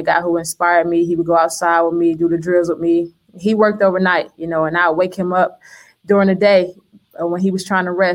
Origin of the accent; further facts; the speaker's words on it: Miami, Florida, United States; moved away as an adult; I grew up North Miami, Opa-locka kind of area